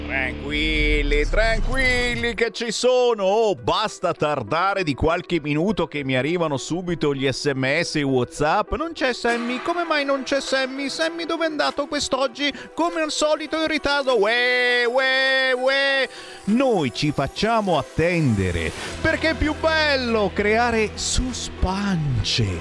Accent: province of Varese, Lombardy, Italy; Io sono, sono della provincia di Varese

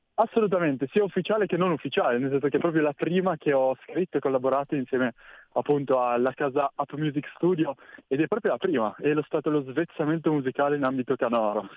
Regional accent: Cuneo, Piedmont, Italy; io sono di Cuneo, quindi in provincia, in provincia di Cuneo, in Piemonte

